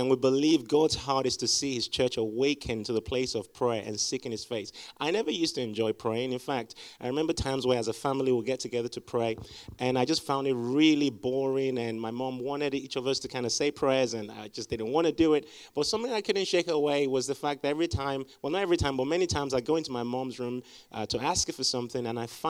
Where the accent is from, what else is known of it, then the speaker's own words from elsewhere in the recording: Liberia; born there; Now, my parents are missionaries, so I was born in Liberia. My dad is from Nigeria. My mom is from Ghana